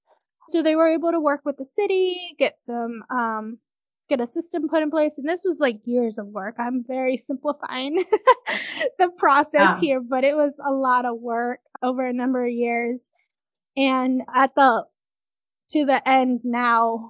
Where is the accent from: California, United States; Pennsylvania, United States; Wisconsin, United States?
California, United States; moved away as an adult; also born or lived in Washington State; now in Washington, United States; I grew up in California, and then I came up to college at St. Martin's University in Washington State